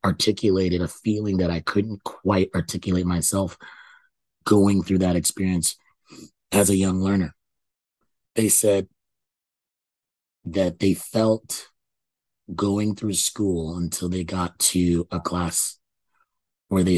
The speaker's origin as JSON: {"language": "English", "country": "Canada", "tie": "born or raised there", "said": "I thought I was born in Canada"}